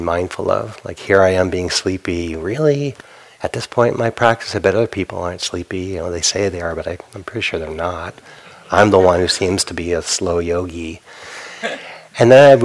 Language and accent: English; New England, United States; Growing up in New England, Northeast Coast, harshness on others is part of a cultural value